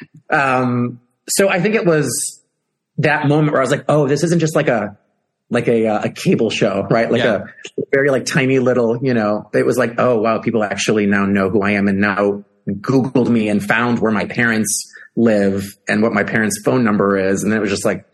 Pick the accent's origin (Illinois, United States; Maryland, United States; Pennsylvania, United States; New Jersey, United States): Illinois, United States; Chicago; being in Chicago for my hometown